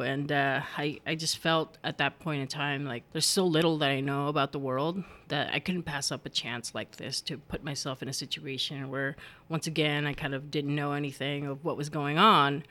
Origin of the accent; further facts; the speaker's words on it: United States; English is a second language; growing up in the U S and not having learned English until after I'd been in school for a while